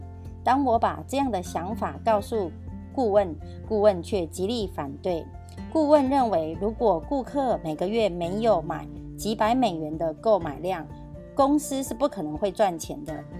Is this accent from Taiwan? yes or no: yes; Miaoli County, Taiwan; 今天要跟大家分享的主题是建立朴实、平易、持续一生的事业。